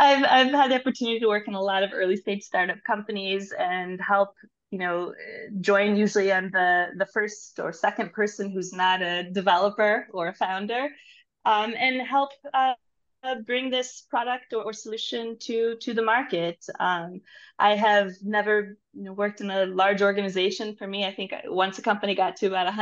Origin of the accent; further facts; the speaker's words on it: St. Louis, Missouri, United States; moved away as an adult; now in Israel; I am originally from St. Louis, Missouri, but I moved to Israel, I think, more than 20 years ago.